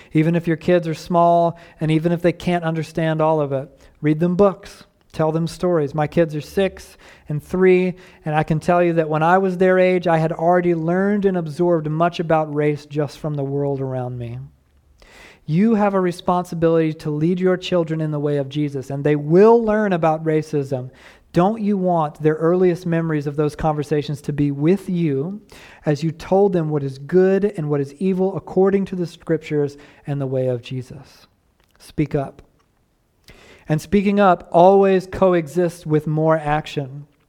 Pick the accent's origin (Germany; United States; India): United States; the American South; I grew up steeped in Southern racism